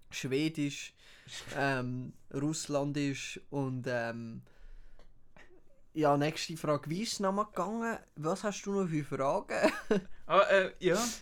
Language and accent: German; Uruguay; German is a second language; moved away; ich bin, ich bin ursprünglich bin ich eigentlich aus Uruguay.